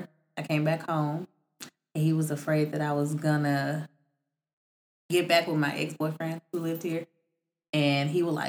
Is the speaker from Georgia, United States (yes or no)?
yes; Atlanta, Georgia, United States; I'm an Atlanta native.